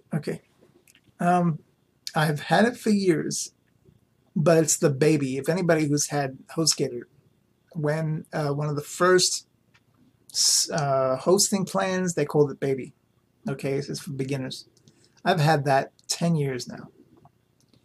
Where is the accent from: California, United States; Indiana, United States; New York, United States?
New York, United States; New York City; growing up in New York City